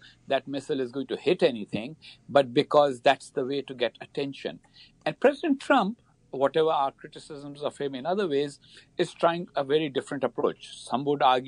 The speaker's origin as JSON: {"language": "English", "country": "Pakistan", "said": "I am from Pakistan myself"}